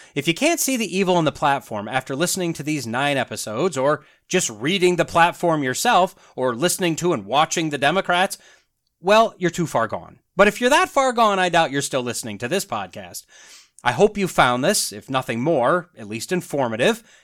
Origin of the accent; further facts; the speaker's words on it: United States; being an American